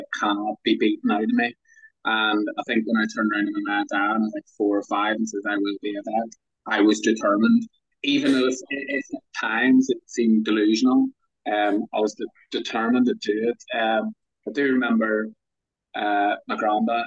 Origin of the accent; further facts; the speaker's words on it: Belfast, Northern Ireland, United Kingdom; moved away; also born or lived in New Zealand / Egypt; I'm actually originally from Belfast, from bang in the middle of Belfast. You could walk to the city hall like 10 minutes from my house. And yeah, just growing up